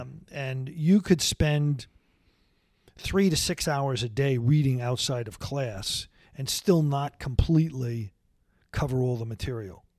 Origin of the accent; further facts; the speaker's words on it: Long Island, New York, United States; also born or lived in Brooklyn; after I was six years old or so, we moved to Long Island, and I really grew up on Long Island.